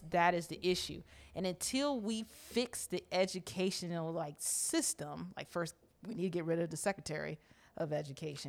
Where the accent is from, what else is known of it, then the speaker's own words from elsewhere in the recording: United States; growing up in Montgomery County